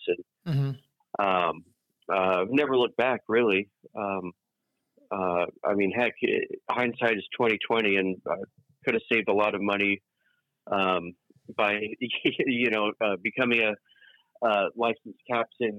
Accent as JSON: {"language": "English", "area": "East Bay", "region": "California", "country": "United States", "tie": "born or raised there", "also_born_or_lived": "England", "said": "the vast majority of my life, mm-hmm. living in the East Bay. So, you know, since I was a wee tyke"}